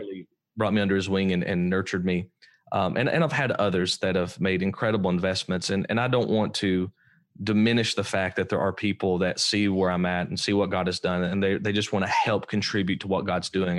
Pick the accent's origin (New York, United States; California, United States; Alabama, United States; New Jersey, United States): Alabama, United States; I grew up in Alabama, so I'm obviously an Alabama fan